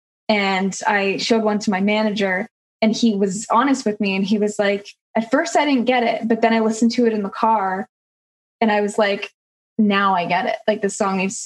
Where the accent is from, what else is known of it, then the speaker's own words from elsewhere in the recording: Alberta, Canada; moved away; growing up in Alberta, there's kind of no shortage of really beautiful outdoor landscape